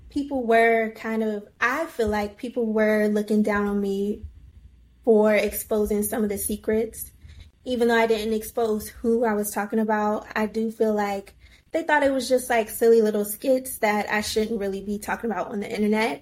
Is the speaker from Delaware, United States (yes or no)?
no; Virginia, United States; moved away as an adult; also born or lived in Washington, District of Columbia, United States; now in New York, United States; I grew up in Virginia, and then when I was old enough, I moved to DC